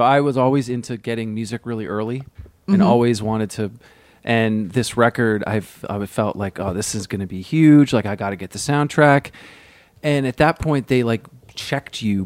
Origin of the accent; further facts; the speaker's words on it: Vermont, United States; I grew up in Vermont